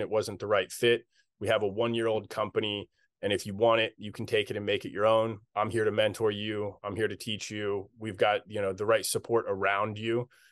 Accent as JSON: {"language": "English", "town": "Carlisle", "region": "Pennsylvania", "country": "United States", "tie": "born or raised there", "said": "my hometown of Carlisle, Pennsylvania"}